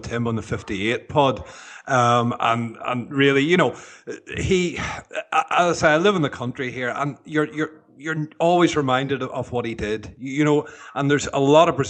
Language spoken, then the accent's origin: English; Northern Ireland, United Kingdom; I'm from Northern Ireland